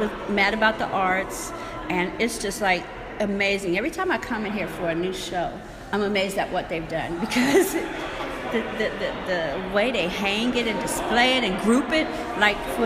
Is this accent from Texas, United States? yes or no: no; Youngstown, Ohio, United States; I was born in Youngstown, grew up right in Smoky Hollow, which is right behind this lovely building